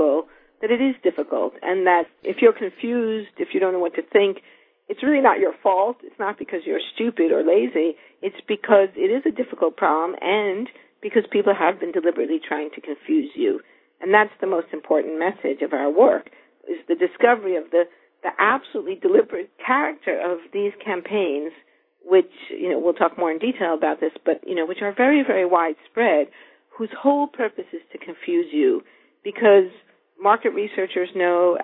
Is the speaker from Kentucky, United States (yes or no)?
no; New York City, New York, United States; I grew up in New York City in an apartment